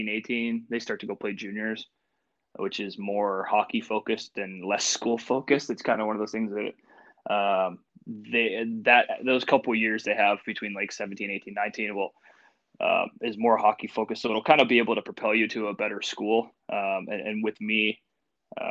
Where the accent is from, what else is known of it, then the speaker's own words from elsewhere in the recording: Washington, Pennsylvania, United States; also born or lived in Erie, Pennsylvania / Michigan / Pittsburgh, Pennsylvania; I was born and raised here. I was born in Washington, PA, so just a little bit south of Pittsburgh